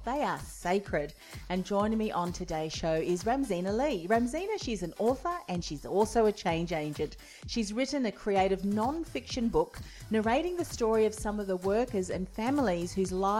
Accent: New Zealand; now in Australia; I'm originally from New Zealand.

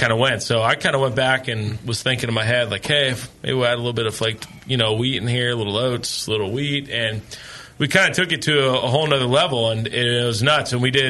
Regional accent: Livermore, California, United States; It's not, I grew up

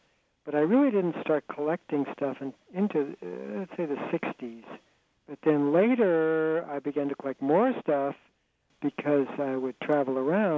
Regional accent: Los Angeles, California, United States; I was growing up in Los Angeles in the 1950s

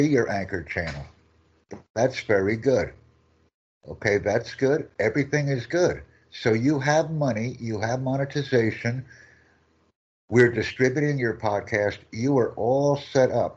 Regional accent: United States; from the United States

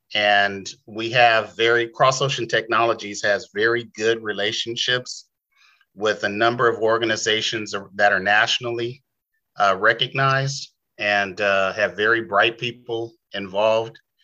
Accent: San Diego, California, United States; moved away as an adult; also born or lived in Bay Area, California; I am an original San Diegan, you know, original Californian, but I was born and raised in San Diego.

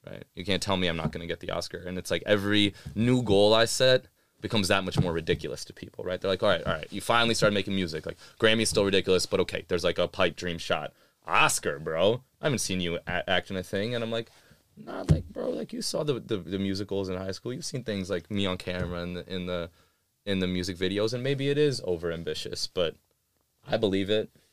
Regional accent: New York, United States; moved away; also born or lived in Austin / North Carolina / Pakistan (ancestry); I was a Pakistani kid growing up in New York, like, during nine eleven

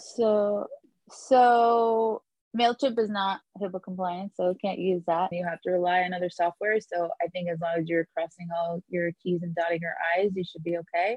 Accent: New York, United States; moved away as an adult; now in Miami, United States; I'm an attorney from New York

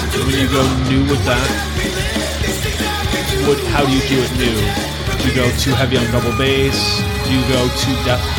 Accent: Aurora, Colorado, United States; born there; I was born in Aurora, Colorado.

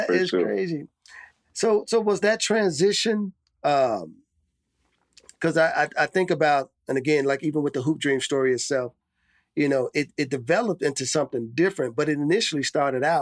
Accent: Chicago, Illinois, United States; I'm from Chicago

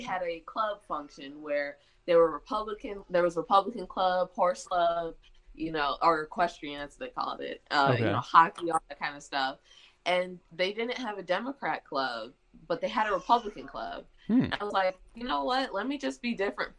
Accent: Detroit, Michigan, United States; moved away as an adult; also born or lived in Indiana; now in Mississippi, United States; I grew up in Michigan I'm actually from the Detroit suburbs.

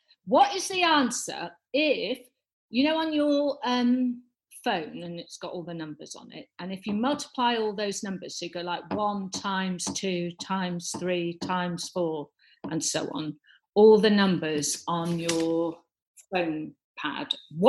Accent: Wales, United Kingdom; Where I grew up. I don't know if I've ever mentioned that I am Welsh.

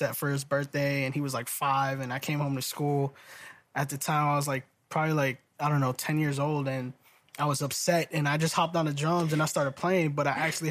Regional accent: Salem, Massachusetts, United States; I am originally from Salem, Massachusetts

